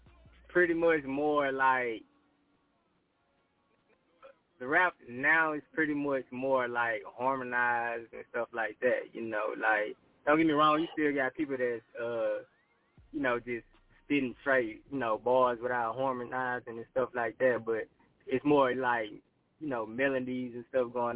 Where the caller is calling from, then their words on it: Houston, Texas, United States; I'm calling from Houston, Texas, Southwest Side to be exact.